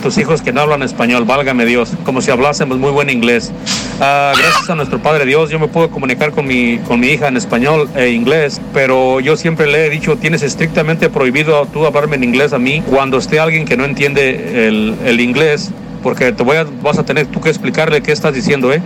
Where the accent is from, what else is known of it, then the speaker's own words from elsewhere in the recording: Mexico; now in United States; nosotros los chuntinacos que vivimos en Estados Unidos, que obviamente eh, venimos de México